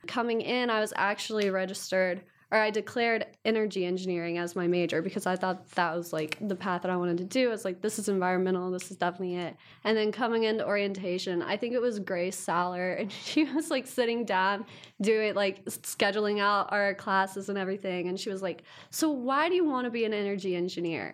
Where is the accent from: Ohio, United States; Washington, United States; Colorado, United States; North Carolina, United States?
Ohio, United States; Ironton; I'm from Ironton, Ohio